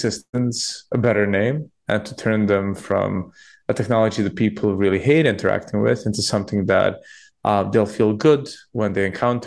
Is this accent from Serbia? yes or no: yes; Belgrade, Serbia; moved away as an adult; now in United Kingdom; I'm Serbian. I was born in Belgrade, grew up there, came to the UK to study